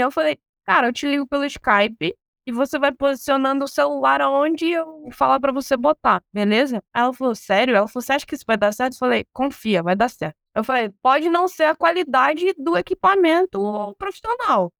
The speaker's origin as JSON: {"language": "Portuguese", "town": "Angra dos Reis", "region": "Rio de Janeiro", "country": "Brazil", "tie": "born or raised there", "moved": "yes", "said": "Quando a gente morava lá em Angra dos Reis, pra quem não sabe, eu sou carioca. Sou angrense, na verdade. Sou angrense, nasci em Angra dos Reis"}